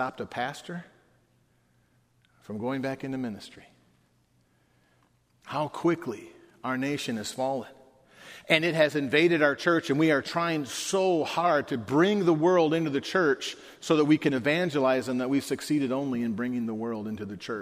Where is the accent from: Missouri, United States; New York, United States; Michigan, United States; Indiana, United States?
Michigan, United States; Detroit; I grew up in the Detroit, Michigan area.